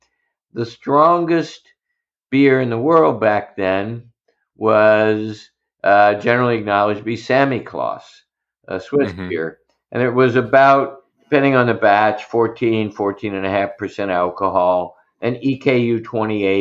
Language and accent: English; Southern Ohio, United States; moved away; I grew up in Southern Ohio